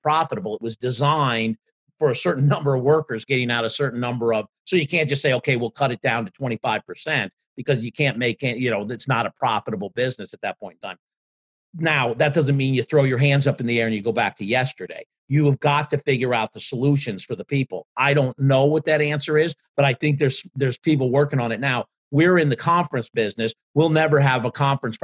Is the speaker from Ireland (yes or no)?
yes; Ireland; as an Irishman